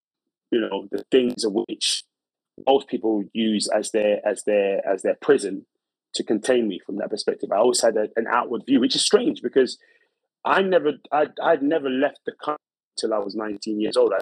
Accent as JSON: {"language": "English", "region": "London", "country": "United Kingdom", "tie": "born or raised there", "said": "I was brought up in a place called Brixton, South London in the 90s"}